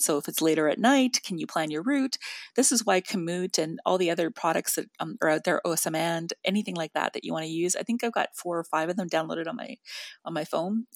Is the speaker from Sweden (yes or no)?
no; Northern Canada, Canada; I'm from Northern Canada